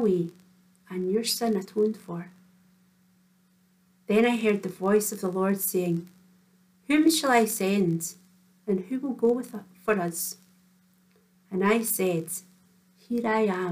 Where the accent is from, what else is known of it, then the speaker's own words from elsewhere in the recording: Kinross, Scotland, United Kingdom; Reverend Anne and I went to school together in Kinross